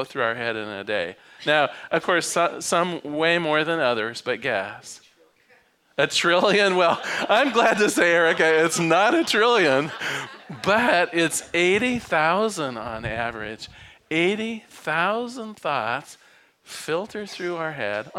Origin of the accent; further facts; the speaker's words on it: Newport, Oregon, United States; also born or lived in Eugene, Oregon; I was born on the Oregon coast. I was used to silence at night. I mean, Newport, Oregon at 5 o'clock, it folds up